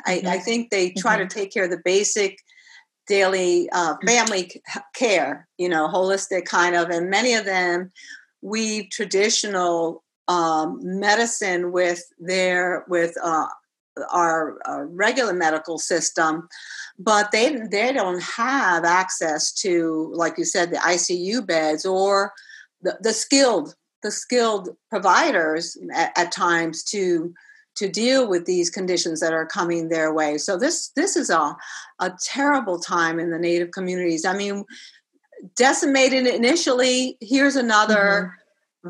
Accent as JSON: {"language": "English", "town": "New York City", "region": "New York", "country": "United States", "tie": "born or raised there", "said": "I grew up in the South Bronx, the household w- could have been in Puerto Rico. We spoke Spanish"}